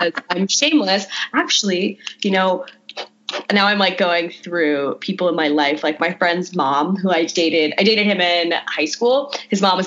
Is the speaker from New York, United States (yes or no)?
yes; Huntington, New York, United States; my hometown of in New York, like Huntington, New York